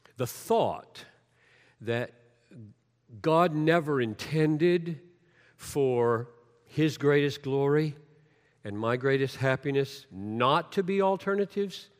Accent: Greenville, United States; the way I grew up down in Greenville

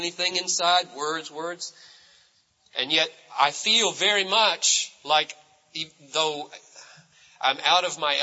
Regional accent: United States; I'm an American, and I am shaped largely by my culture of individualism

